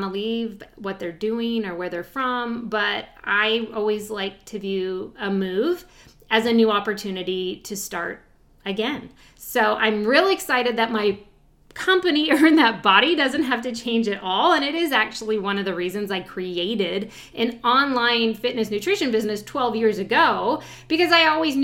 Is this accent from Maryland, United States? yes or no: no; California, United States; moved away as an adult; also born or lived in Chicago / Iowa / Austin; now in East Coast, United States; I grew up in California, and then I lived in Chicago for a short time, and I even lived in Iowa for a very short time, and then back to California, and then to Austin